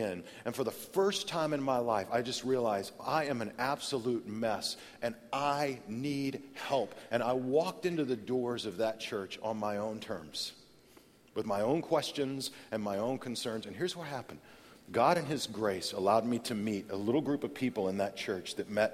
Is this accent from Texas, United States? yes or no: yes; Amarillo, Texas, United States; I grew up in Amarillo, Texas